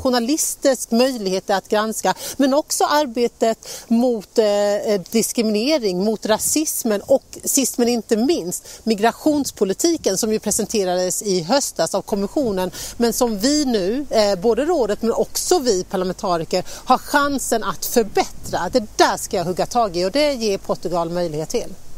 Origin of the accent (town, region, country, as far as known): Sweden